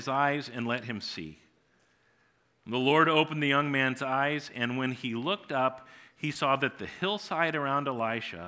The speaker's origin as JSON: {"language": "English", "town": "New Providence", "region": "Iowa", "country": "United States", "tie": "born or raised there", "said": "I grew up in New Providence, Iowa, and when I was born, Tom's dad was the pastor at the church where our family worshiped"}